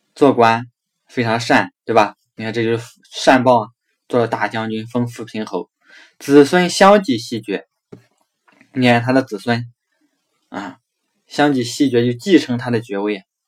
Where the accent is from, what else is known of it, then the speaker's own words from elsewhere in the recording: China; 所以我们中国人为什么要祭祀祖宗